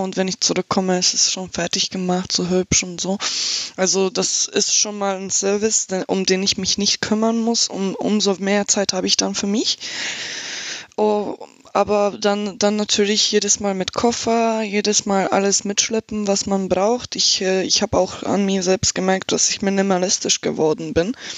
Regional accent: Slovakia; German is a second language; also born or lived in Germany

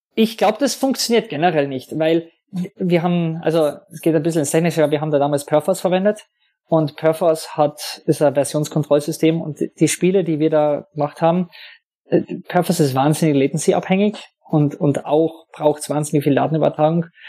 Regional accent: Hermagor, Carinthia, Austria; also born or lived in London; now in Vienna, Austria; ich komme eigentlich aus Hermagua, das ist ein winzig kleines Kaff in Kärnten

